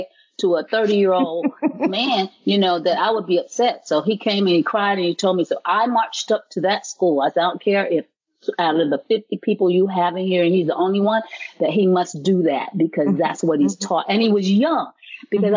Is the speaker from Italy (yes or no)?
no; the South, United States; I was from the South